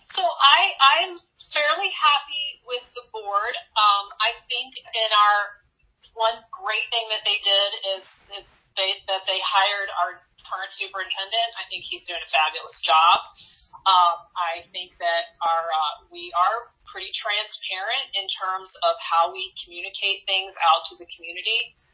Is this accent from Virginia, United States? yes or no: yes; Virginia, United States; moved away; I grew up in Virginia